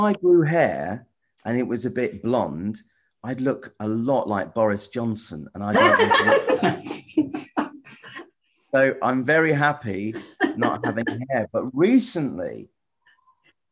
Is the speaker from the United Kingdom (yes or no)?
yes; near Wembley, London, United Kingdom; I grew up near Wembley.